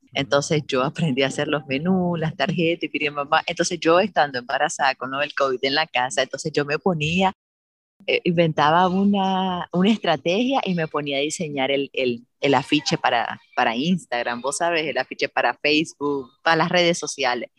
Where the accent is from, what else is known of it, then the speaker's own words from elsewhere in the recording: Managua, Nicaragua; moved away as an adult; now in Granada, Nicaragua; soy nicaragüense, Managua, pero vivo hace unos años en Granada